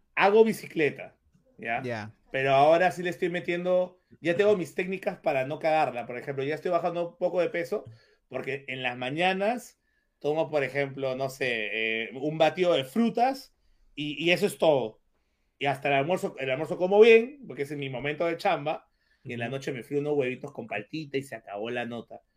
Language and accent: Spanish; Peru; tú como peruano